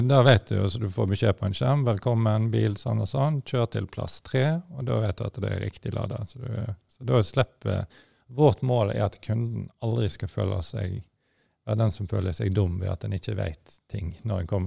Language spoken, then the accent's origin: Norwegian; Stord, Vestland, Norway; jeg kom jo fra olje- og gassindustrien sjøl. Altså, jeg er jo født og oppvokst på Stord, som forhåpentligvis folk hører.